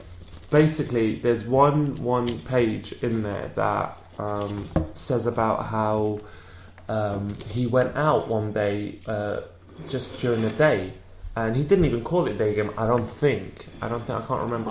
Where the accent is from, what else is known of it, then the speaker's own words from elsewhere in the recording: London, United Kingdom; accent: British; I'm from London